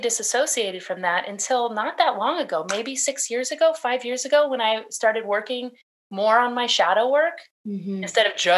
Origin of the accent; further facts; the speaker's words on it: California, United States; I was born in California